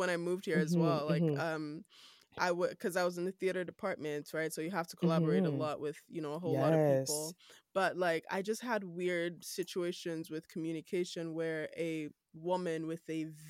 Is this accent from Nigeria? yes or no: yes; Nigeria; accent: Nigerian; moved away as an adult; now in Canada; just my normal Nigerian accent